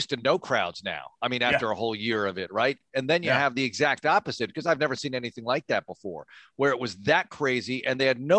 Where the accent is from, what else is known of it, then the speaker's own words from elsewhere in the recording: New York area, United States; moved away; I grew up in the New York area.